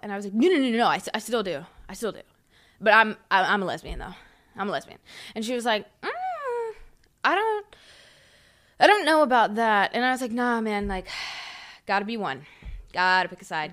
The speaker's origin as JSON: {"language": "English", "town": "Huntersville", "region": "North Carolina", "country": "United States", "tie": "born or raised there", "said": "I grew up in Huntersville"}